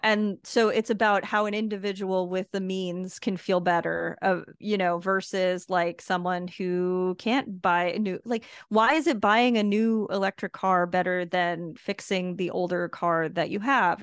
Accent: United States; now in Puerto Rico; I am an American

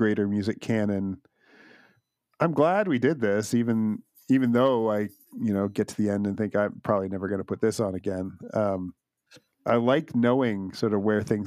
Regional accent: Canada; for me as a Canadian

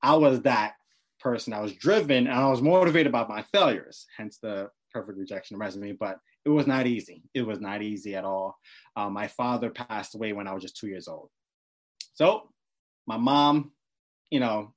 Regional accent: New York City, New York, United States; I grew up in Brooklyn, New York City. I grew up in the East Flatbush area

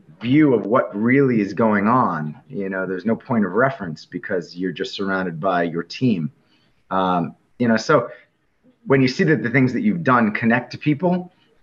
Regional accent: Northern New Jersey, United States; moved away as an adult; also born or lived in Selinsgrove, Pennsylvania; I grew up in Northern New Jersey

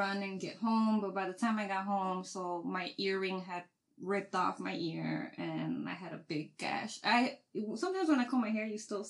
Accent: Chicago, Illinois, United States; I grew up in the Wild Wild Hundreds.

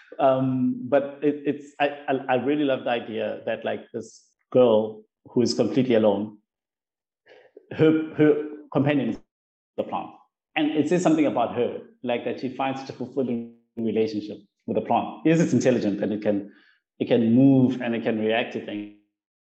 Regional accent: South Africa; mine as a South African

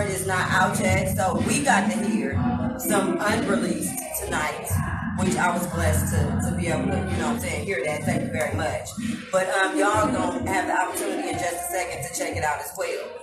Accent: Atlanta, Georgia, United States; I'm from here. I'm from Atlanta, Southside.

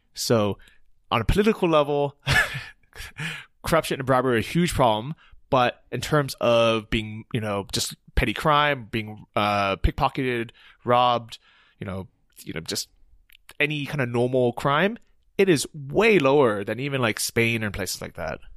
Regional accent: United States; moved away; as an American or non-European resident

